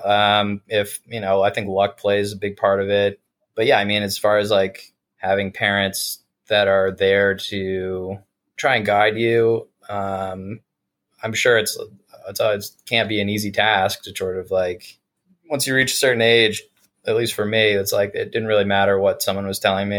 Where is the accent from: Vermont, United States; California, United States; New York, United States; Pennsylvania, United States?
Vermont, United States; South Burlington; I grew up in Vermont in uh, South Burlington